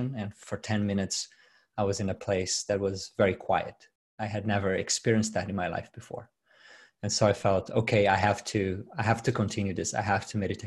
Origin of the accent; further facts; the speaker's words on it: Brazil; English is a second language; moved away as an adult; now in Sydney, Australia; I'm from Brazil. I was born and raised in Brazil. I migrated here 9 years ago.